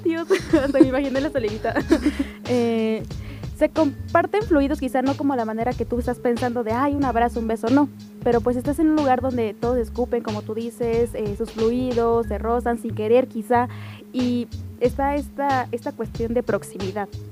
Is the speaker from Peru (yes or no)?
no; Mexico; nosotros como mexicanos